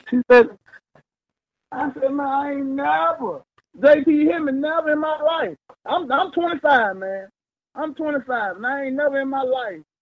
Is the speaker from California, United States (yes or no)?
no; Mississippi, United States; moved away; I'm from the country. I'm from Mississippi